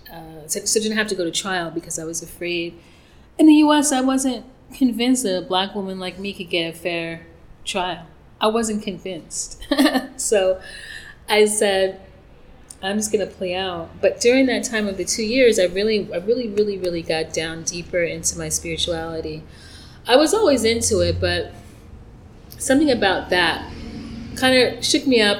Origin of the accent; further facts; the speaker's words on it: New York, United States; moved away as an adult; now in Mérida, Mexico; I'm from New York